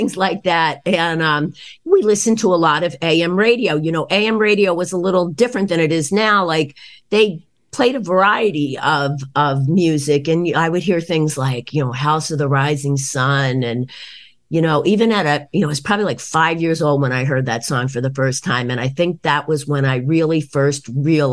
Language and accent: English; East Norriton, Pennsylvania, United States; moved away as an adult; now in Boston, United States; I grew up in East Norton, which is a suburb of Philadelphia, maybe about 25-30 minutes outside of Philadelphia.